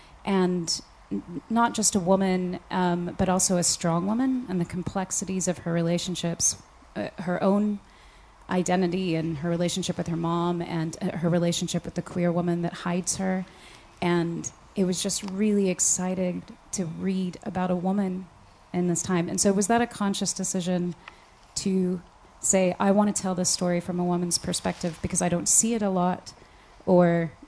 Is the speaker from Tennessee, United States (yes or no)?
yes; Tennessee, United States; I'm from Tennessee